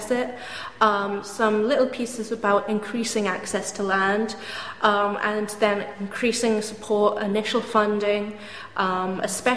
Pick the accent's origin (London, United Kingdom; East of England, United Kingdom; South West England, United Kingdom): South West England, United Kingdom; Dorset coastline; I grew up on Five Penny Farm down on the Dorset coastline